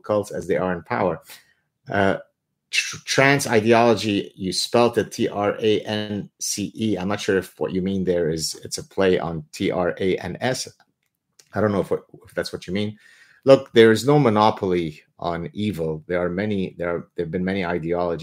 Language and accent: English; Lebanon; I am from Lebanon.